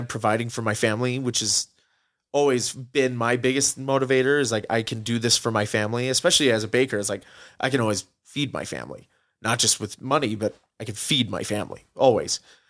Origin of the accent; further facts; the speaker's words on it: Utah, United States; I mean, growing up outside of Utah for a couple of years, for about half my life, we've always come back here to Utah, to visit my grandparents who were here and everything.